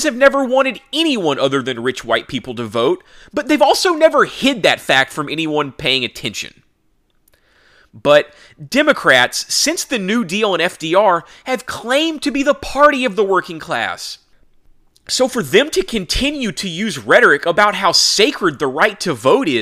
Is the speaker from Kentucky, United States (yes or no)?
no; Texas, United States; my home state of Texas